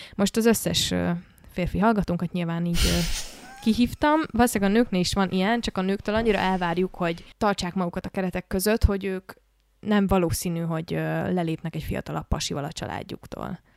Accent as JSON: {"language": "Hungarian", "region": "Budapest", "country": "Hungary", "tie": "born or raised there", "said": "Budapesten élek, Budapesten nőttem föl, és egy viszonylag normális iskolába jártam"}